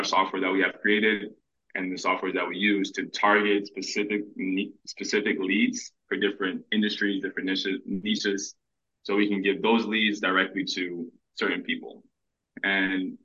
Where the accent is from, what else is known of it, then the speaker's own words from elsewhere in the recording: Paterson, New Jersey, United States; I'm born and raised in Paterson, New Jersey.